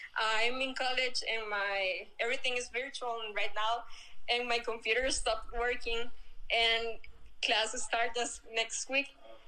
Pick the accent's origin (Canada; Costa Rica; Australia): Costa Rica; I'm from Costa Rica.